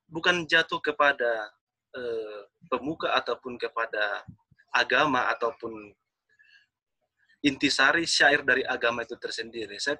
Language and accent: Indonesian; North Sumatra, Indonesia; saya orang Batak.